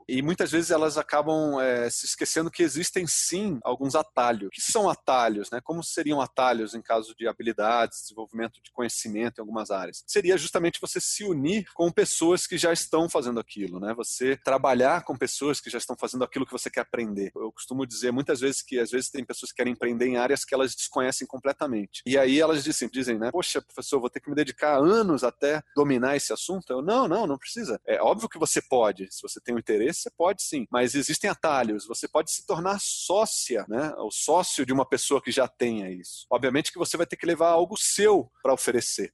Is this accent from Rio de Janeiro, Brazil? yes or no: yes; Rio de Janeiro, Brazil; eu sou carioca